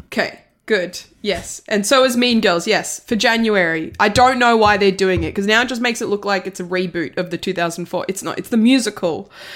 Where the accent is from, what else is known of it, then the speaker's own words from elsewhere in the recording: Italy; I'm from Italy